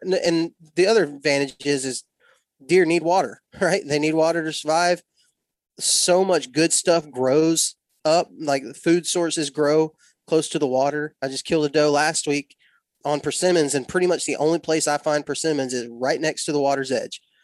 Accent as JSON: {"language": "English", "region": "West Texas", "country": "United States", "tie": "born or raised there", "moved": "yes", "said": "I was born and raised in West Texas"}